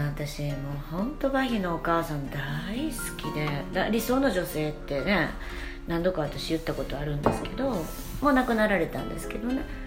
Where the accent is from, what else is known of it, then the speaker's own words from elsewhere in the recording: Kansai, Japan; accent: Kansai-ben; 二人とも関西人なんで